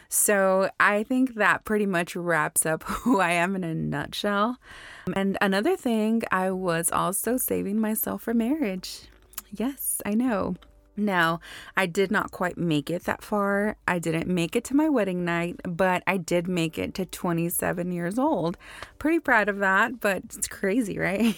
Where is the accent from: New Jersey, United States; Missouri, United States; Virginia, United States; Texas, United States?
Texas, United States; Houston; I was born and raised in Houston, Texas.